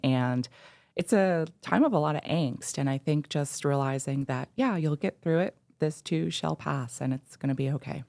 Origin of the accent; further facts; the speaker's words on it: East Coast, United States; moved away as an adult; also born or lived in Minnesota; I grew up on the East Coast